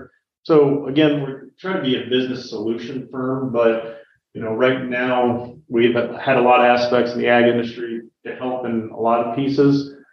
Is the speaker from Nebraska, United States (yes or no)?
yes; Nebraska, United States; Born and raised in Nebraska.